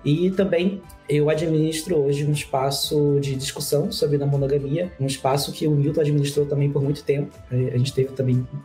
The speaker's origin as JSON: {"language": "Portuguese", "region": "Rio de Janeiro", "country": "Brazil", "lives_now": "São Paulo, Brazil", "said": "Eu sou o …, é, tenho 32 anos, sou carioca, é, já morei em alguns lugares diferentes, assim, hoje eu tô morando em São Paulo."}